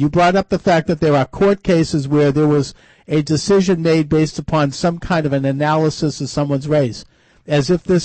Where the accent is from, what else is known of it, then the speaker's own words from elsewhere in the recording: Quincy, Massachusetts, United States; I'm actually from Quincy